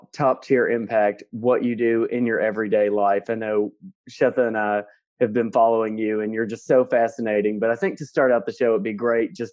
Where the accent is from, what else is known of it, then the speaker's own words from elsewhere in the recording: Southwestern Kentucky, United States; now in Washington, D.C., United States; I'm from Southwestern Kentucky